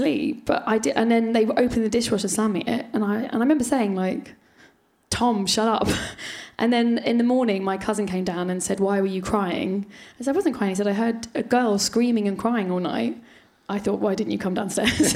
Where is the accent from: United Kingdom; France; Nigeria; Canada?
United Kingdom; London; Finchley, which is kind of where I grew up in North London